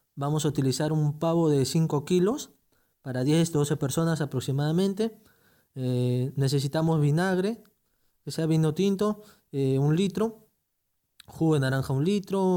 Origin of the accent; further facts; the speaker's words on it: Peru; Como buenos peruanos